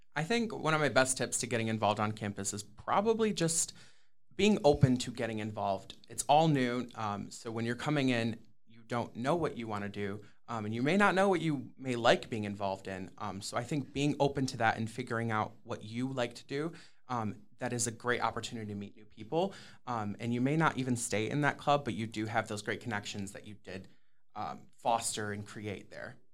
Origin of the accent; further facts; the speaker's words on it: Sterling Heights, Michigan, United States; I am originally from Sterling Heights, Michigan, which is in the Metro Detroit area